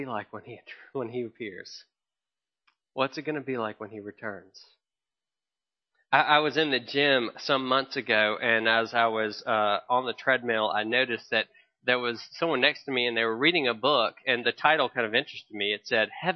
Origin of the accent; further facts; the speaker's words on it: the South, United States; as a Southerner who grew up loving and watching